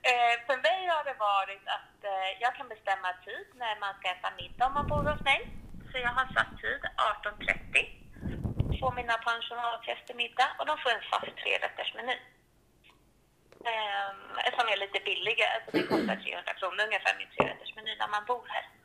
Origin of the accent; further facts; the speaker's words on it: Stockholm, Stockholm County, Sweden; moved away as an adult; now in Klimpfjäll, Sweden; Jag är ju från Stockholm från början men har bott här uppe nu i ett år. Eh, och valde att flytta upp hit till Klimpfjäll från Stockholm